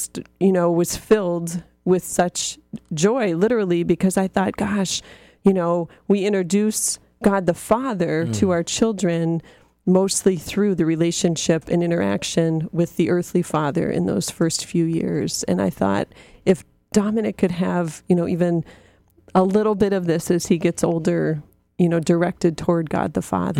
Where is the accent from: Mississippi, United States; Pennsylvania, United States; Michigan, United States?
Pennsylvania, United States; Erie; we are from Erie, Pennsylvania, which gets a ton of snow always